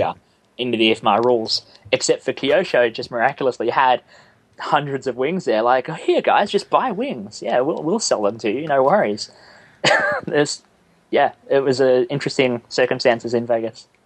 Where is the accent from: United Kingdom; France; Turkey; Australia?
Australia; I'm the Australian version of you